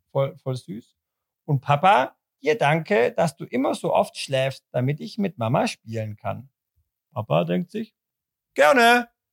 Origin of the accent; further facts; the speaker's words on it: Zurich, Switzerland; bei uns in Zürich